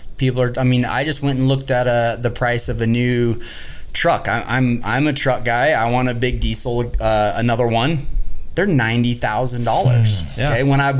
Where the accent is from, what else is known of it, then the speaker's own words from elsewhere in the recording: Las Vegas, Nevada, United States; moved away as an adult; now in Utah, United States; I grew up in Vegas.